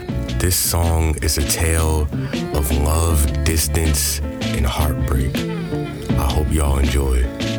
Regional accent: Philadelphia, Pennsylvania, United States; I'm a rapper from Philly

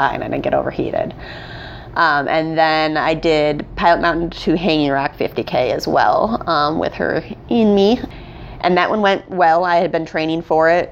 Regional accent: Holland, Michigan, United States; moved away as an adult; also born or lived in Boston; now in Greensboro, United States; I grew up in Holland, Michigan

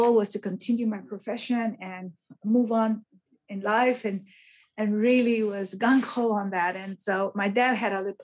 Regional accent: Brownsville, Texas, United States; I actually was born in Brownsville, Texas

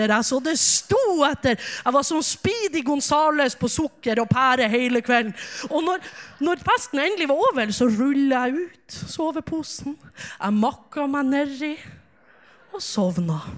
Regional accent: Ulsvåg, Nordland, Norway; Jeg kommer fra Ulsvåg, som dere sikkert hører. Ulsvåg ligger i Hamarøy, Hamarøy ligger i Nordland, og Nordland ligger i Nord-Norge. Og jeg er så glad i Nord-Norge

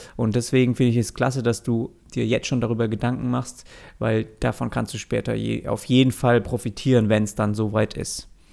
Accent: Swabia, Germany; als gebürtiger Schwabe

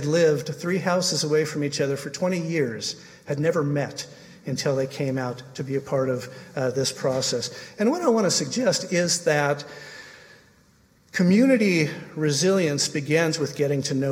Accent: Portland, Oregon, United States; my hometown, which is Portland, Oregon

